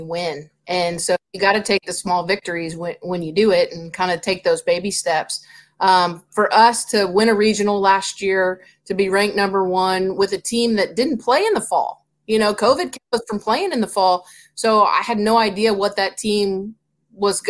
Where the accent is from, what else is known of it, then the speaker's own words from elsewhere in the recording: Ocala, Florida, United States; now in Tallahassee, United States; I grew up in Ocala, small town.